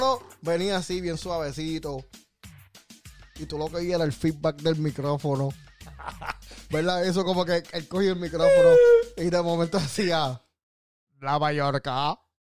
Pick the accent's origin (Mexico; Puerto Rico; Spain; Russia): Puerto Rico; yo soy de allá de las Márgaras y de Cantera